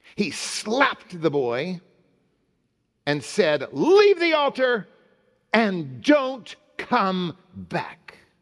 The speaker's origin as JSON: {"language": "English", "town": "Oklahoma City", "region": "Oklahoma", "country": "United States", "tie": "born or raised there", "said": "Central Presbyterian, where I grew up in Oklahoma City."}